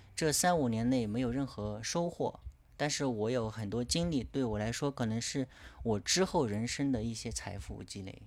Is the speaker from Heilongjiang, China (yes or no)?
no; Kunming, Yunnan, China; 来自云南昆明